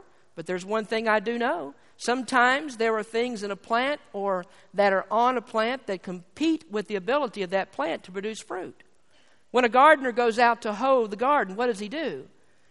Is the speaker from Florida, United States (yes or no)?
no; Kentucky, United States; I'm from Kentucky